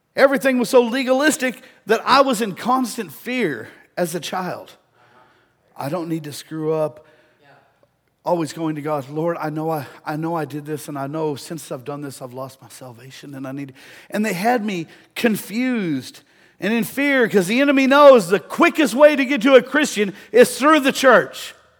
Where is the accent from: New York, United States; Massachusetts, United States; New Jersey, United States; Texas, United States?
Texas, United States; De Leon; growing up in Deleon